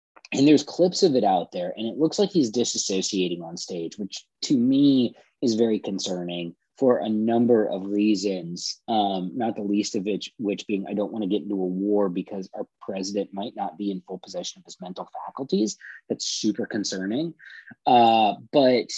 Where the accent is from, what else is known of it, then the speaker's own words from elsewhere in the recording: California, United States; I'm from California